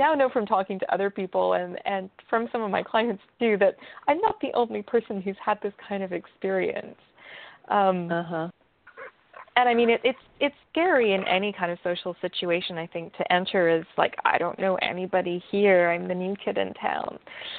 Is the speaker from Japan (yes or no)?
no; England, United Kingdom; There was also, I grew up in England for part of my life, and I love to debate.